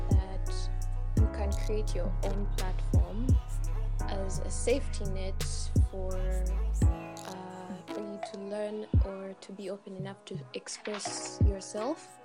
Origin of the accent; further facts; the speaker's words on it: Uganda; now in Kenya; Hi everyone … I'm Ugandan, stuck in Kenya.